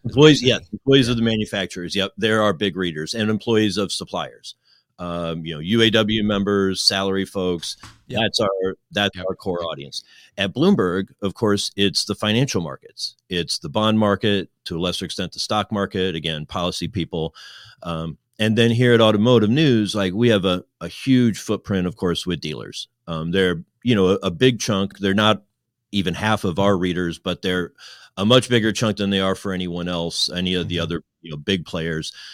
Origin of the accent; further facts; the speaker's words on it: Midwest, United States; moved away as an adult; also born or lived in Kentucky; as a Midwesterner